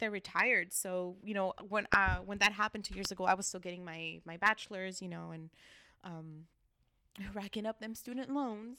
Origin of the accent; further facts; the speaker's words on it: Los Angeles, California, United States; Armenia since I was three years old